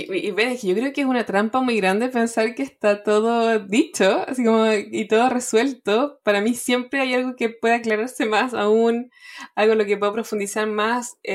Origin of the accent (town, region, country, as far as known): Chile